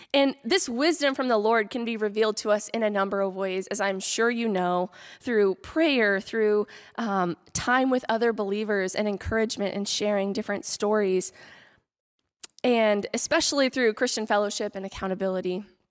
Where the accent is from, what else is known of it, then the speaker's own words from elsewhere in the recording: Kansas, United States; moved away; I am from Kansas.